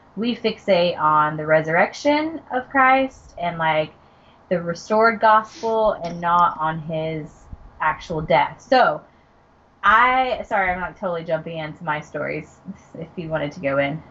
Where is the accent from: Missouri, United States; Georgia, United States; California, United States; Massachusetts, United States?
Georgia, United States; I'm from Georgia